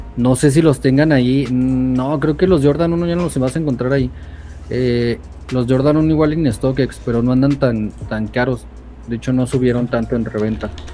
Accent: Durango, Mexico; yo vivo acá en, Durango. Soy de Durango.

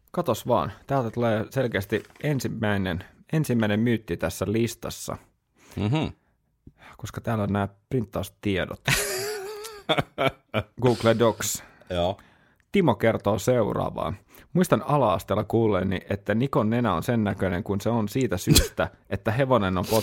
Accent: Oulu, North Ostrobothnia, Finland; Itse kun olen Oulusta kotoisin

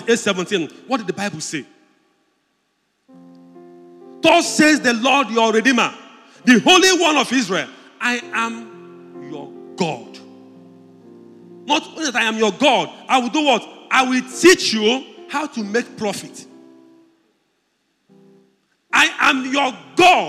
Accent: Udi, Mmokwe, Enugu State, Nigeria; I'm from Udi local government. He said, do you know where in Udi? I told him, I'm Mokwe

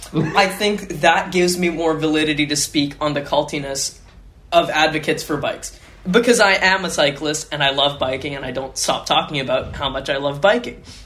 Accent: Winnipeg, Manitoba, Canada; I am from Winnipeg, which is a very car driven, um, suburb centric sort of city.

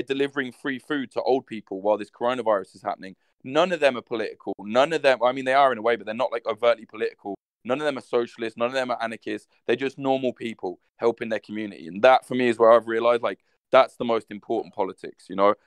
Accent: Midlands, United Kingdom; where I'm from, I'm not from London, man. I'm from the Midlands

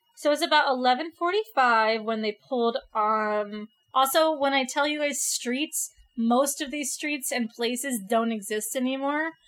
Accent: California, United States; as a Californian

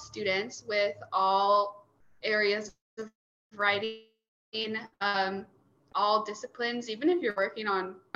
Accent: Gresham, Oregon, United States; I'm from Gresham, Oregon, which is up east of Portland

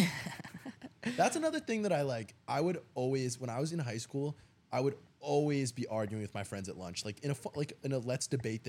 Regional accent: Central New Jersey, United States; I'm from Central New Jersey.

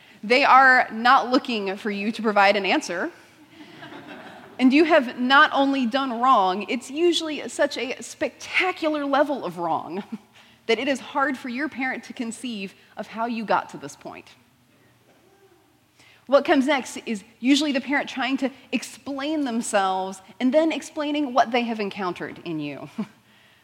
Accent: Houston, Texas, United States; I grew up in Houston, so still general Texas area

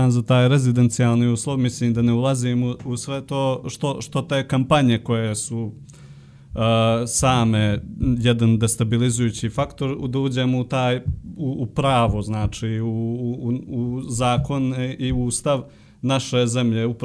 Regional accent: Podgorica, Montenegro; ja sam iz Podgorice

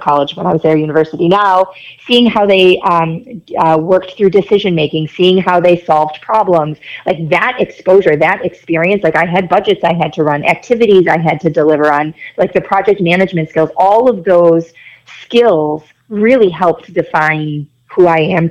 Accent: Rochester, New York, United States; moved away as an adult; I grew up in Rochester, lived there my whole life

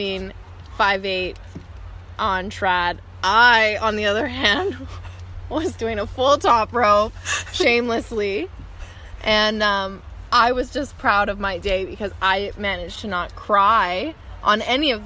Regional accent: Calgary, Alberta, Canada; moved away as an adult; also born or lived in Vancouver; now in Squamish, Canada; I'm from Calgary, Alberta

